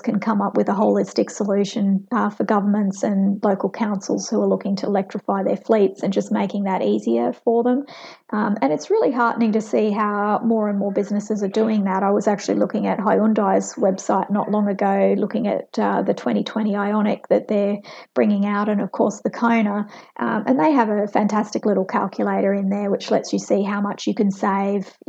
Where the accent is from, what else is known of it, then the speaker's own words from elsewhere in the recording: Queensland, Australia; as a Queenslander